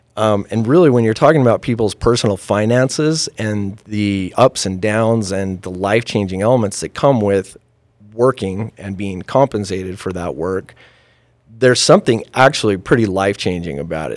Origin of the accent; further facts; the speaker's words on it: Farmington, Utah, United States; born and raised in Utah. Um, I came, you know, I was raised on the mean streets of Farmington